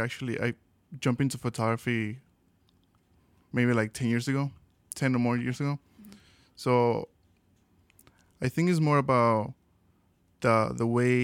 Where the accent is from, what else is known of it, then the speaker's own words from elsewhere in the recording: Mexico; now in Chicago, United States; We're from Mexico